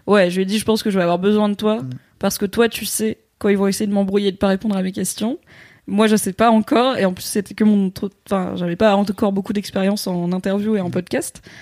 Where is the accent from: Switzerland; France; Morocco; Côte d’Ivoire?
Morocco; moi, je suis marocaine